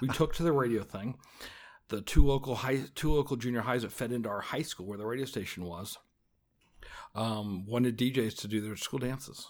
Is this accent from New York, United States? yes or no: no; West Des Moines, Iowa, United States; also born or lived in Grimes, Iowa; I grew up in West Des Moines, Iowa. now live in Grimes, which is another suburb of Des Moines.